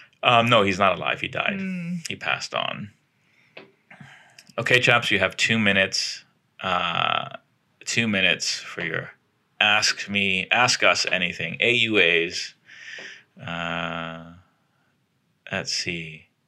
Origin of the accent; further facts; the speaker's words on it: Mississippi, United States; I'm from Northeastern Mississippi.